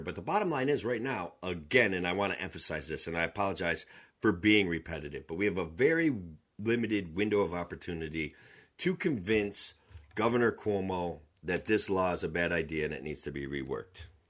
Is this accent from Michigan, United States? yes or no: no; Otsego County, Central New York, United States; I'm from Otsego County. It's a, a approximately sixty thousand people. Central New York, Cooperstown, the home of baseball, that's where I'm from.